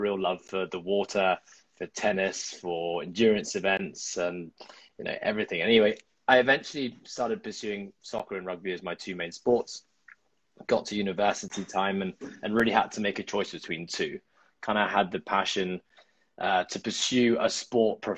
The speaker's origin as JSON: {"language": "English", "country": "Hong Kong", "tie": "born or raised there", "said": "I'm born and raised in Hong Kong"}